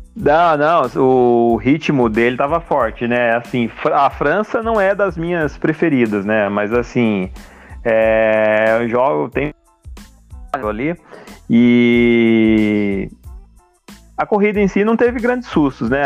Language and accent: Portuguese; Taubaté, São Paulo, Brazil; é da minha cidade aqui, nós somos de Taubaté